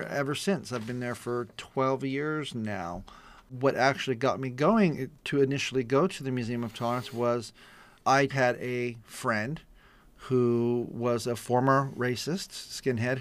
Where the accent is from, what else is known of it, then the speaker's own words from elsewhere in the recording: East San Gabriel Valley, California, United States; I grew up in the East San Gabriel Valley area in a predominantly Anglo neighborhood